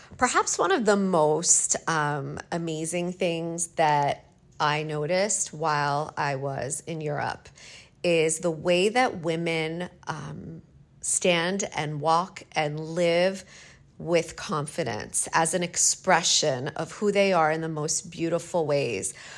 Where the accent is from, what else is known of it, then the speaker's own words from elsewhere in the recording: Canada; moved away; I'm from Canada and it's a second language